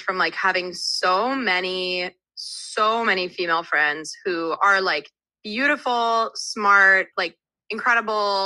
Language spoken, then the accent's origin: English; New Jersey, United States; moved away as an adult; also born or lived in Texas; now in New York, United States; I'm from New Jersey. So I grew up like 20 minutes outside New York City.